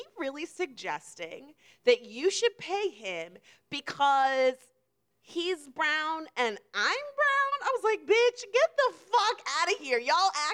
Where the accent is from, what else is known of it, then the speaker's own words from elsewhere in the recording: New York, United States; where are you from? And I said, New York